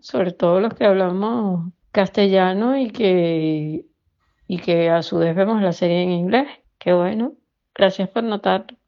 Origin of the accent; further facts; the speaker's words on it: Caracas, Capital District, Venezuela; now in Madrid, Spain; de Caracas, Venezuela vivo en Madrid, España.